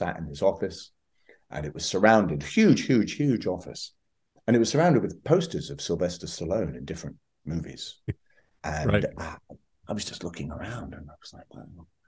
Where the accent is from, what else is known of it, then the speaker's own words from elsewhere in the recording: Scotland, United Kingdom; And, I'm from Scotland. This is not something that's easy to say.